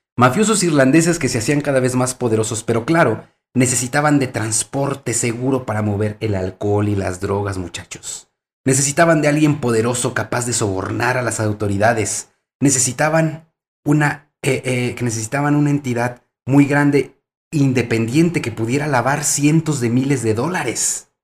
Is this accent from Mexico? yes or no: yes; Mexico; aquí en nuestro país, México